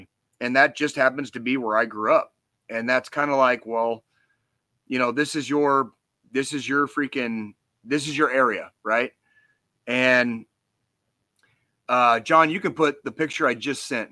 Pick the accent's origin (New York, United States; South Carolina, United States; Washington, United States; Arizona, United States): Arizona, United States; Tucson; moved away as an adult; now in Kansas City, United States; I grew up in Tucson, spent 25 years there